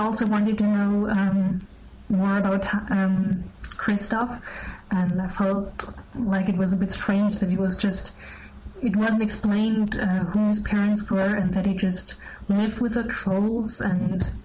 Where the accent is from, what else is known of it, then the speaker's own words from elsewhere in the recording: Germany; I'm 18 years old, and I'm from Germany.